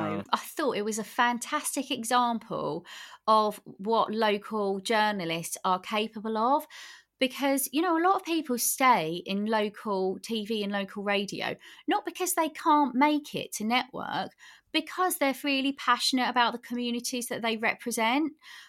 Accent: England, United Kingdom; accent: Cockney; But definitely 20 years ago, I was fighting the Cockney in me, which I'm not really proud

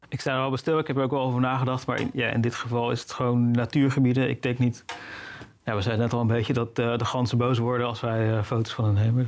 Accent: Netherlands; als Nederlander

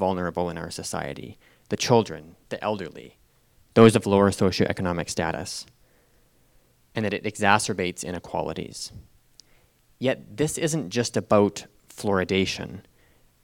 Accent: Calgary, Alberta, Canada; I was born and raised in Calgary.

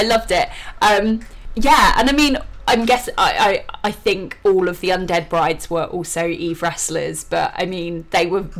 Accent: Eastbourne, South East England, United Kingdom; I grew up in Eastbourne. Eastbourne is a seaside town with a lot of clubs and I mean it's England, so a lot of drinking.

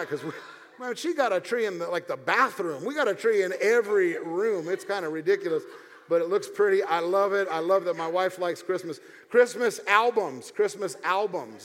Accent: United States; I was raised in the United States of America

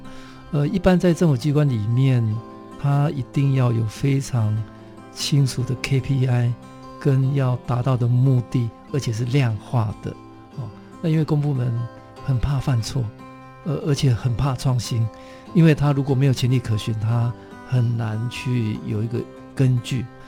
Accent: Taitung County, Taiwan; 在我的故乡哈台东

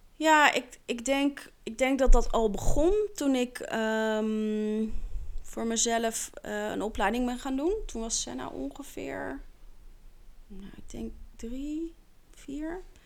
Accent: The Hague, South Holland, Netherlands; also born or lived in Scheveningen; ik kom uit Den Haag. Oorspronkelijk ben ik geboren

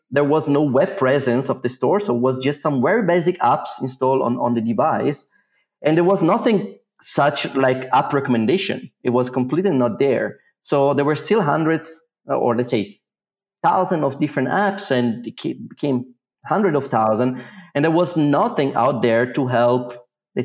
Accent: Italy; moved away as an adult; now in Zurich, Switzerland; Originally, I'm from Italy

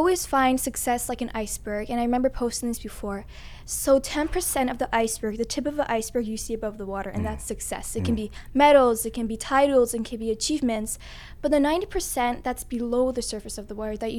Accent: Toronto, Ontario, Canada; first language English; I'm born and raised in Canada

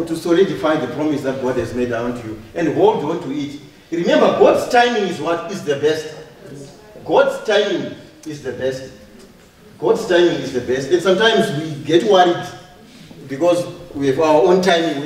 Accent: Zimbabwe; moved away; also born or lived in Harare / Mavuku; I come from Zimbabwe, from Harare

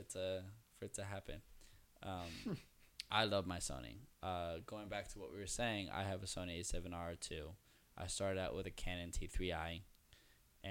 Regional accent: New York, United States; I'm from the Upper West Side

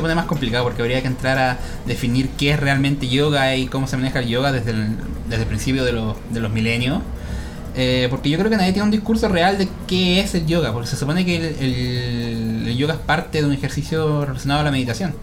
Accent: Chile; acá nosotros en Chile

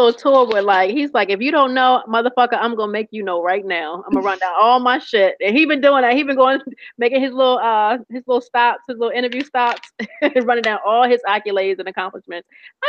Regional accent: the South, United States; So what I'm saying is, you know, I'm from the South, but mainly the hip hop that I listen to is not really

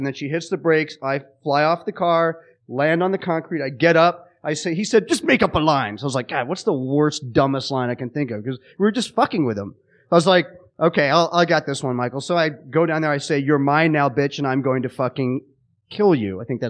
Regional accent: England, United Kingdom; born there; He cast me because I was born in England and then had me play a Puerto Rican.

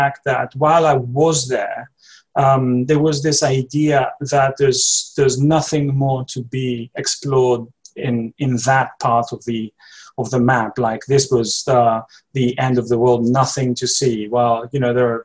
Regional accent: Greece; moved away as an adult; now in London, United Kingdom; I'm from Greece originally. I've been living in London for the last 5 years now.

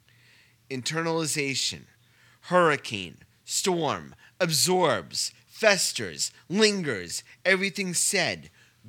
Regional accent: Saugerties, New York, United States; I'm from Saugerties myself.

